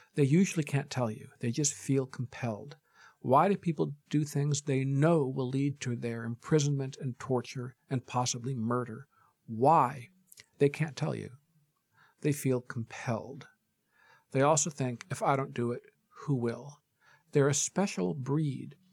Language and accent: English; Michigan, United States; moved away as an adult; now in New York, United States; I almost always say I'm from Michigan and I've lived most of my adult life in New York